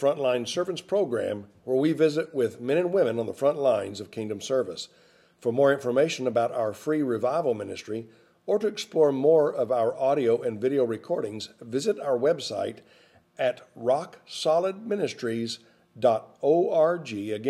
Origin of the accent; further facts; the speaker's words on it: Arkansas, United States; That was like Arkansas where I grew up.